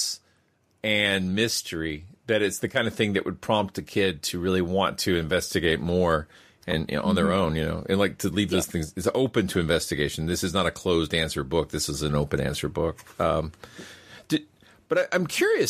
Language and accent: English; United States; as an American skeptic